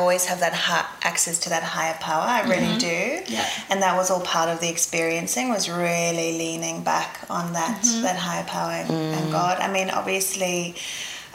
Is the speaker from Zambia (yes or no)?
yes; Zambia; moved away; also born or lived in South Africa; I grew up in Africa. So born in South Africa, lived in Zambia in the middle of Africa